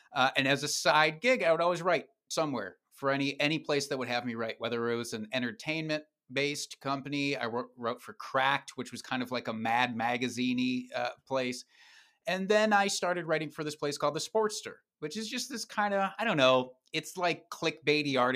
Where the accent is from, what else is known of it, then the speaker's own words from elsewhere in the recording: Dubuque, Iowa, United States; now in Wisconsin, United States; Uh, Dubuque, Iowa, which is a stone's throw away from where I live now in Wisconsin.